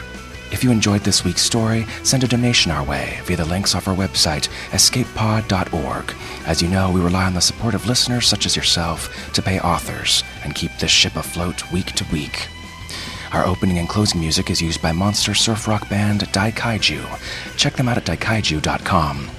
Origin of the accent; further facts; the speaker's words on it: Baltimore, Maryland, United States; I'm from Baltimore.